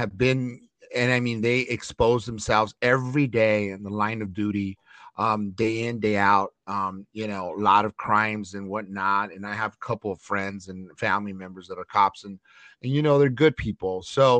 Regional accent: Los Angeles, California, United States; I grew up in Chinatown area in East LA, close to Chinatown

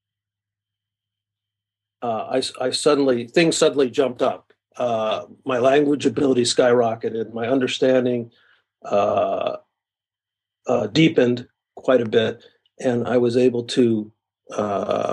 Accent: California, United States; moved away as an adult; also born or lived in Ohio; now in Japan; my families are from California, so I grew up there

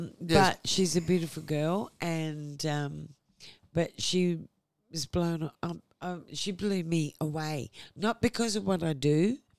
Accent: Adelaide, South Australia, Australia; And Adelaide is my hometown.

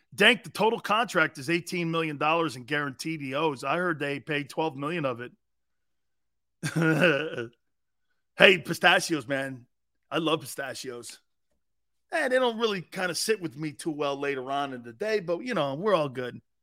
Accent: Philadelphia, Pennsylvania, United States; I'm from Philly

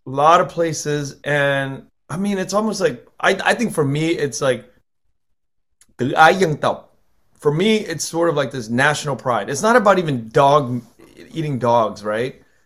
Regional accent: United States; I'm American, I'm American born, but when I go back to Vietnam

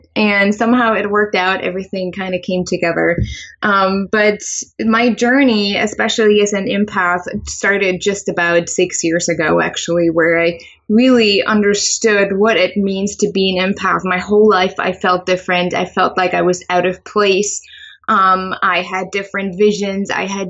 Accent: Germany; English is a second language; moved away as an adult; now in United States; I am originally from Germany, and I moved here to the U.S. about 8 years ago. I think it's been 8 years or 9 years.

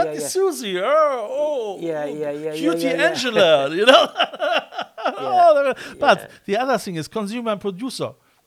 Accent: Germany

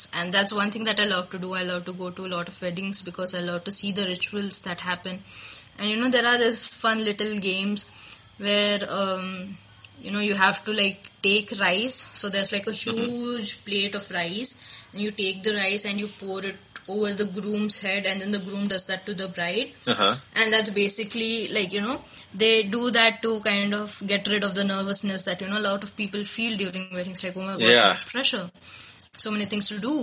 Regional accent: India; as an Indian

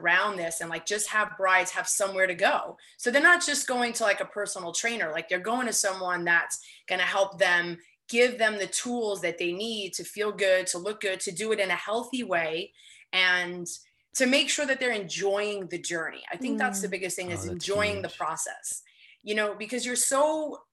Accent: New York City, New York, United States; I'm in New York. I live in Queens. I do work in the city, but I live in Queens. Yeah. And I'm from Queens, but not this side.

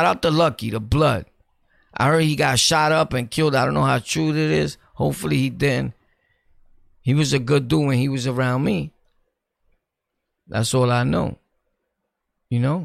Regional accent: New York City, New York, United States; I'm from Brooklyn, born and raised, and I've ran through everywhere in Brooklyn

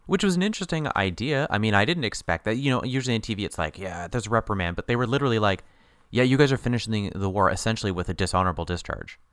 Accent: England, United Kingdom; We're, we're English

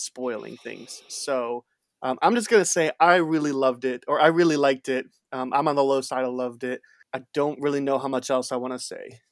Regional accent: outside Chicago, Illinois, United States; I grew up thirty minutes outside of Chic-, Chicago

